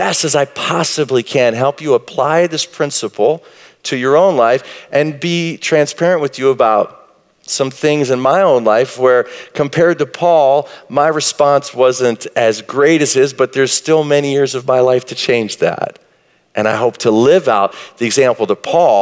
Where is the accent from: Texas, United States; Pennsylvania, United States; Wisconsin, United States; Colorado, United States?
Texas, United States; Marshall; I grew up in Marshall, Texas